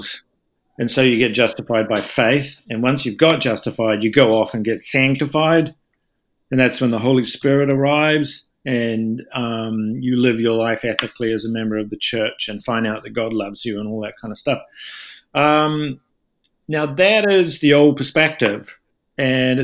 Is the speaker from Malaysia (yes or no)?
no; New Zealand; moved away as an adult; also born or lived in Toronto, Canada / Dunedin, New Zealand / London, United Kingdom; now in United States; I am originally from New Zealand